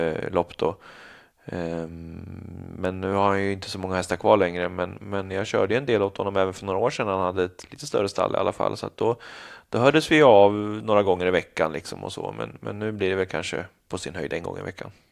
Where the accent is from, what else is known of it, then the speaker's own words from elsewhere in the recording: Stora Alby, Stockholm County, Sweden; also born or lived in Bollnäs / United States / Canada; hela min uppväxt som jag kommer ihåg är ju från Stora Alby